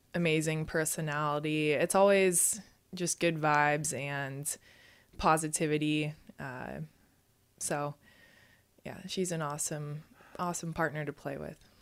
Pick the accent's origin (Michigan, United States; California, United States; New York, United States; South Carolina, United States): California, United States; Santa Barbara; We were both uh, born and raised in Santa Barbara, California